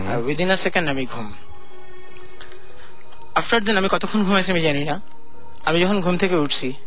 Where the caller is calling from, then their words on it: Khilgaon, Dhaka Division, Bangladesh; আমি খিলগা থেকে এসেছি